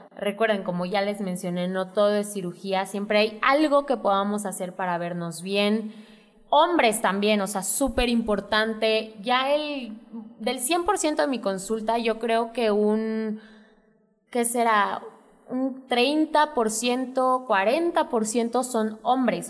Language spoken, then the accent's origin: Spanish; Santiago de Querétaro, Querétaro, Mexico; yo soy queretana, 100%, yo nací aquí en Querétaro, me encanta la ciudad